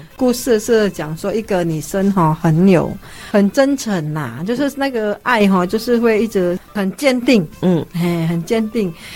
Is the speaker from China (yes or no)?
no; Indonesia; now in Taiwan; 我们明明就是在印尼出生的啊